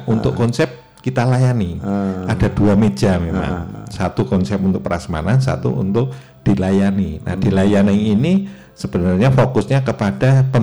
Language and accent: Indonesian; Yogyakarta, Special Region of Yogyakarta, Indonesia; tetap saya harus ada di sana karena memang saya orang Jogja